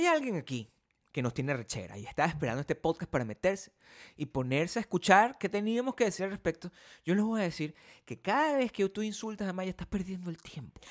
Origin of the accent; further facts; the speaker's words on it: Venezuela; now in United States; el país de donde yo vengo